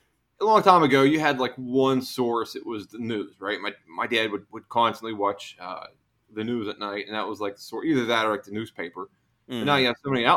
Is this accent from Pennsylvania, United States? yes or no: yes; Pennsylvania, United States; I grew up in Pennsylvania